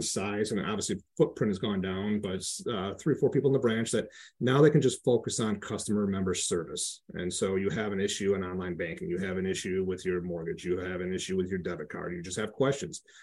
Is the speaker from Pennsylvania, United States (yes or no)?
no; Flint, Michigan, United States; moved away; also born or lived in Grand Rapids, Michigan / Detroit, Michigan; I grew up in the Flint area, had moved to Grand Rapids to graduate high school